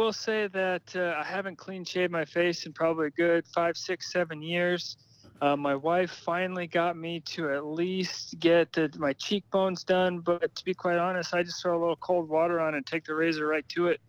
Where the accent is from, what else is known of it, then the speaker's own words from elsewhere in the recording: southern Idaho, United States; also born or lived in Iowa; Well, I was born in Iowa, but I was raised in the middle of nowhere, southern Idaho